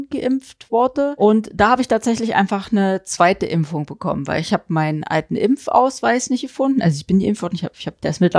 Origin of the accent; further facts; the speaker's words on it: East Germany, Germany; ja, wir kommen ja aus dem Osten.